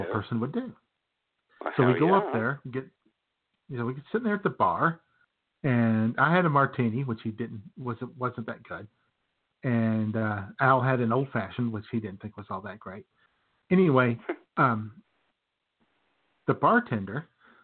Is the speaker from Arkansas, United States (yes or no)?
yes; Arkansas, United States; I'm from Arkansas.